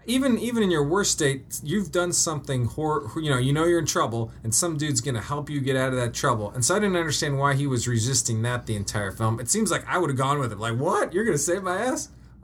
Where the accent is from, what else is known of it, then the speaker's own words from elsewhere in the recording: Denver, Colorado, United States; moved away as an adult; because I grew up in Denver